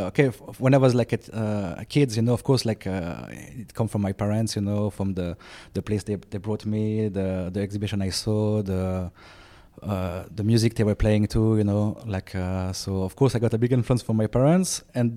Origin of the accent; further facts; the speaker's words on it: Switzerland; born there; Hello. I was born in 87 in Switzerland.